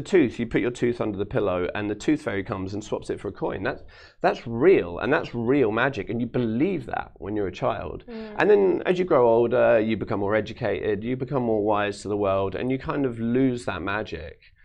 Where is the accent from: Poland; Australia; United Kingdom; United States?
United Kingdom; London; I grew up in London